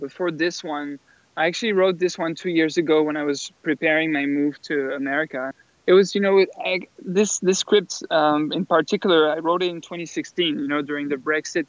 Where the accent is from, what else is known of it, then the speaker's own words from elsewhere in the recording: France; born there; also born or lived in England / Australia / South Korea; Yes, I was born in France, and I've also lived for a while in England, in Australia, and also in South Korea.